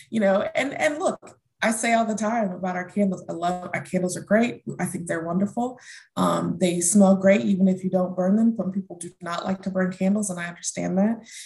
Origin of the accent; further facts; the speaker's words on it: Houston, Texas, United States; also born or lived in Germany / North Carolina; I grew up in Germany, um, in Houston, and back to Germany, and then we ended up in Houston. Um, so I was born in North Carolina, um, traveled the world as a child, but I say I grew up in Houston.